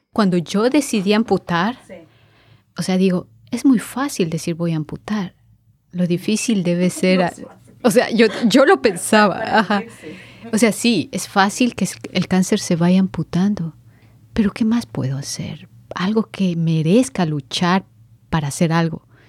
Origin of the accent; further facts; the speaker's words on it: Quito, Pichincha, Ecuador; vengo desde Quito, Ecuador.